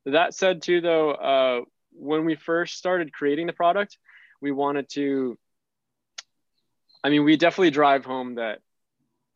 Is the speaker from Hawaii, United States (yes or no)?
yes; Hawaii, United States; we're from Hawaii